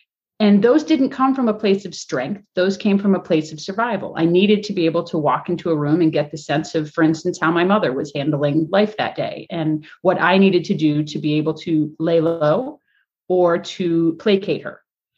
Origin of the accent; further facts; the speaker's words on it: Springfield, Massachusetts, United States; born there; Now, I was born in Springfield, Massachusetts in 1979.